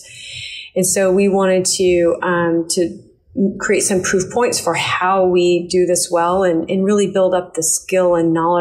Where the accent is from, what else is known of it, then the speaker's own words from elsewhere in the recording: Tulsa, Oklahoma, United States; moved away as an adult; also born or lived in Texas / Florida / Washington, D.C.; It's my hometown